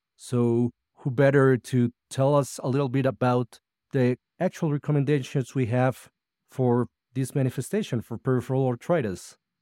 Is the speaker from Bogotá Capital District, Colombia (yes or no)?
no; Medellín, Antioquia, Colombia; I'm a rheumatologist from Medellín, Colombia